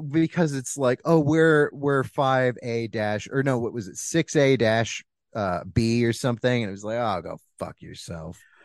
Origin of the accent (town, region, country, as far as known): Bixby, Oklahoma, United States; born or raised there